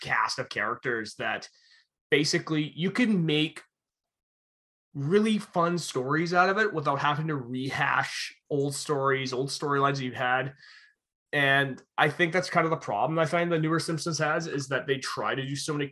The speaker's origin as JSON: {"language": "English", "town": "Utica", "region": "New York", "country": "United States", "said": "I come from Utica"}